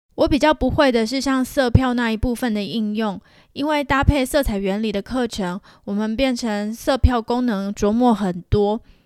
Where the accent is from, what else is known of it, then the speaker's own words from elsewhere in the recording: Taiwan; accent: Taiwanese; moved away as an adult; now in Canada; 还有我的台湾口音